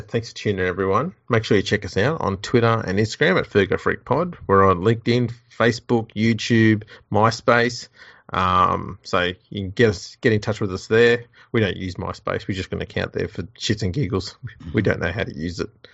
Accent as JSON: {"language": "English", "country": "Australia", "said": "I'm an Aussie rugby league battler."}